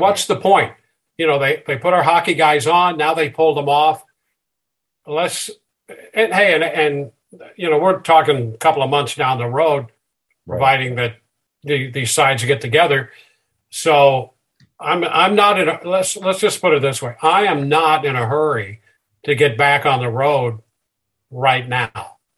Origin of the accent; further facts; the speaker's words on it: St. Louis area, Illinois side, United States; I grew up in the Midwest, St. Louis area on the Illinois side